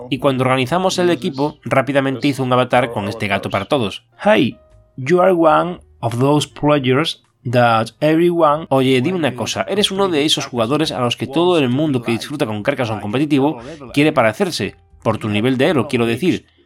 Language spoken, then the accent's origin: Spanish; Kyiv, Ukraine; moved away as an adult; now in Montreal, Canada; Vengo de Kiev y toda mi vida he vivido allí. Actualmente resido con mi familia en Canadá, en Montreal.